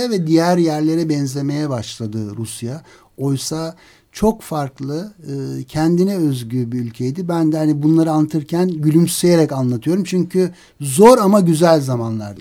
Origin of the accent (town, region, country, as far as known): Turkey